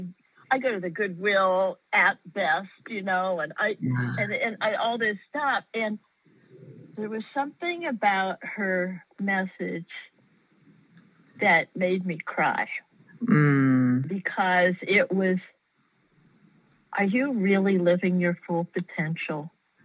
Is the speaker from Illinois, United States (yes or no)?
no; Austin, Texas, United States; And I'm from Austin, Texas.